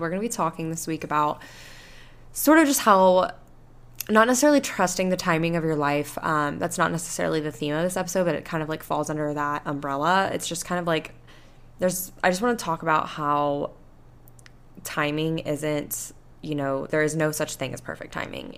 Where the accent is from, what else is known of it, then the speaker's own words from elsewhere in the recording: Panama City Beach, Florida, United States; accent: Southern; now in Houston, United States; I went to my hometown and I went to, back to Panama City Beach